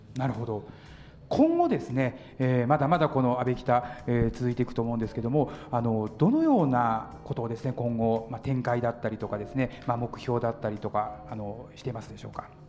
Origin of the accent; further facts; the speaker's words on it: Hamamatsu, Shizuoka, Japan; now in Kyoto, Japan; 出身は静岡県の浜松市